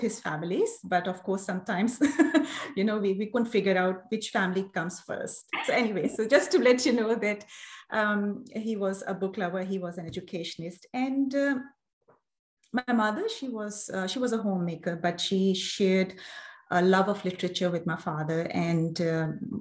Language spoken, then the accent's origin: English; Islamabad, Islamabad Capital Territory, Pakistan; moved away as an adult; now in Australia; I'm originally from Pakistan. I was brought up in Islamabad, and Islamabad is the capital city, and it's my hometown. I spent the first 25 years of my life in Islamabad.